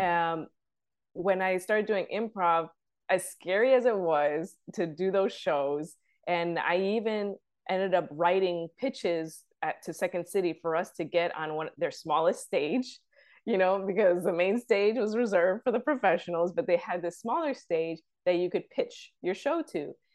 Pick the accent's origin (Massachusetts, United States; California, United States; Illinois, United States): Illinois, United States; Chicago; I'm from the south side of Chicago